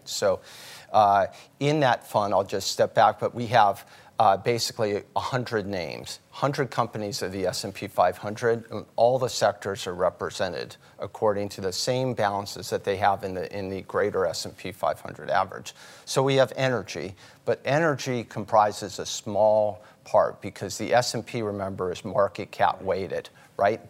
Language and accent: English; outside Baltimore, Maryland, United States; we grew up outside Baltimore